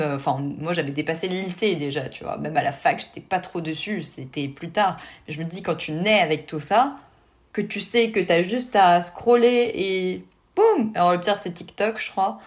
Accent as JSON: {"language": "French", "country": "France", "said": "chez nous en France"}